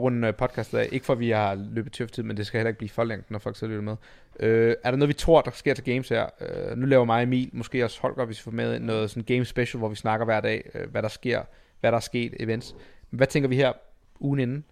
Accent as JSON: {"language": "Danish", "country": "Denmark", "said": "som dansker"}